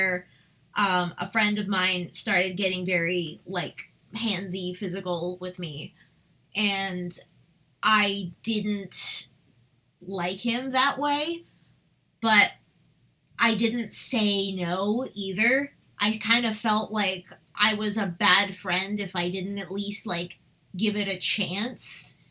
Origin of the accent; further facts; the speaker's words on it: Westchester, New York, United States; We grew up in Westchester